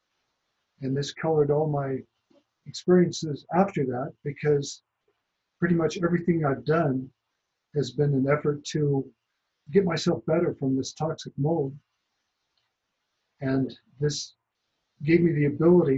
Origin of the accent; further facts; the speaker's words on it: about 100 miles south of Lake Tahoe, California, United States; I grew up in the Sierra Nevada mountains, about 100 miles south of Lake Tahoe